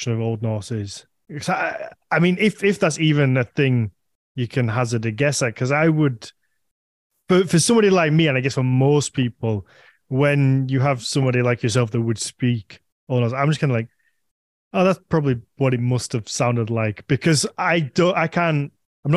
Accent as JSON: {"language": "English", "region": "England", "country": "United Kingdom"}